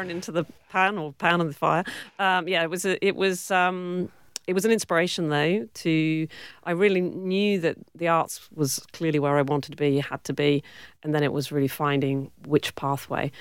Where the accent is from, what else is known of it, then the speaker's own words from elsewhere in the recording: Cornwall, South West England, United Kingdom; accent: British; moved away as an adult; also born or lived in Warwick, England; now in Western Australia, Australia; I grew up in Cornwall